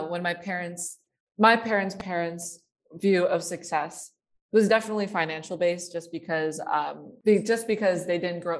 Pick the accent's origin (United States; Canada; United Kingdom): United States; Bay Area, California; I grew up in a very academically competitive area. I am from the Bay Area